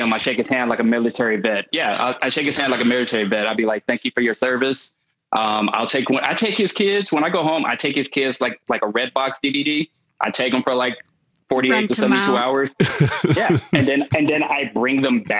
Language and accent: English; United States; as an American